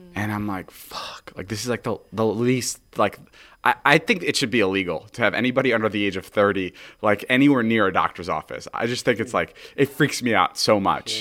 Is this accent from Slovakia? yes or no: yes; Slovakia; moved away; We're currently in Slovakia, my hometown, my homeland